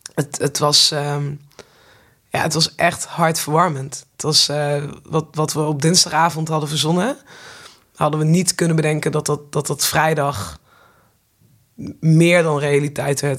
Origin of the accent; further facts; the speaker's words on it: Nijmegen, Gelderland, Netherlands; ik kom uit Nijmegen